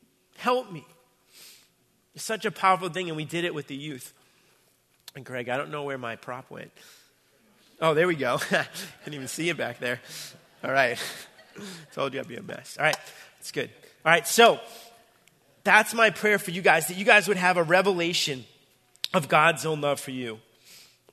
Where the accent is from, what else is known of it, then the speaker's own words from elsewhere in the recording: Braintree, Massachusetts, United States; my hometown, my home church, Braintree, Massachusetts